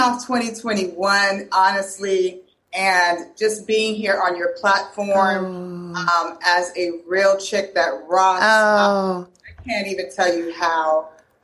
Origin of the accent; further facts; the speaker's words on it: Miami, Florida, United States; moved away as an adult; also born or lived in Atlanta, Georgia; I'm originally from Miami, Florida